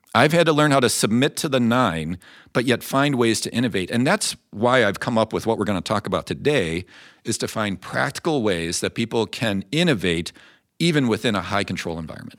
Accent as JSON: {"language": "English", "town": "Chicago", "region": "Illinois", "country": "United States", "tie": "born or raised there", "moved": "yes", "said": "I grew up outside Chicago"}